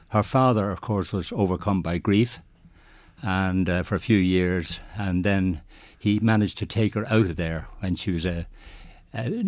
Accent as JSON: {"language": "English", "town": "Drogheda", "region": "Leinster", "country": "Ireland", "tie": "born or raised there", "said": "I'm from Drogheda. I was born in Drogheda, of course. I'm a Drogheda man, very proud Drogheda man. And then, of course, um, uh, my uh, parents were Dublin and Dundalk. My mother was from Dublin."}